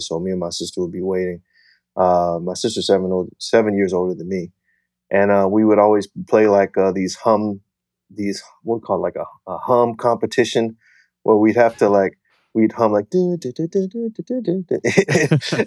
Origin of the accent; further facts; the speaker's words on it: Fort Smith, Arkansas, United States; also born or lived in Wichita Falls, Texas; I was born in Wichita Falls, Texas, and I moved to Fort Smith, Arkansas when I was about two years old